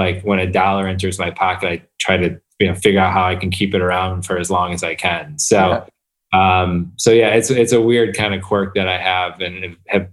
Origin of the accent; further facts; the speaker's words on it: Flint, Michigan, United States; moved away; also born or lived in Detroit; I grew up outside of Flint